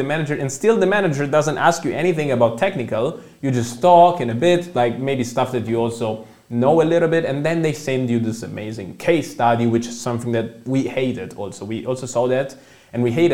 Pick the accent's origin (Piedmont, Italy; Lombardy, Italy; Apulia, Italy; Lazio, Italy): Lombardy, Italy; Milan; English is a second language; moved away as an adult; now in Germany; I come from Italy. Also, as I think you mentioned in the intro, I did a bachelor in economics in Milan. That's where I come from